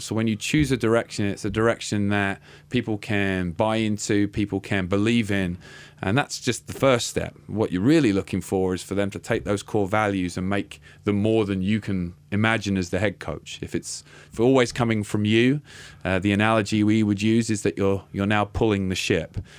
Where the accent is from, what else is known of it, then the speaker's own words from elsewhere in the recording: Littlehampton, South East England, United Kingdom; moved away as an adult; also born or lived in Wales; now in Boise, United States; ended up in a town called Littlehampton